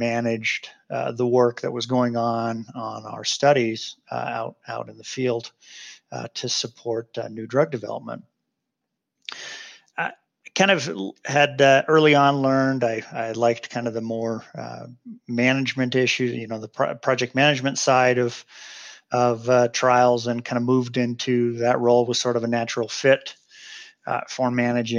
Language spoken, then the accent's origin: English; Seattle, Washington, United States; moved away as an adult; now in Salt Lake City, United States; I grew up in Seattle, and so that was Harborview Medical Center there in Seattle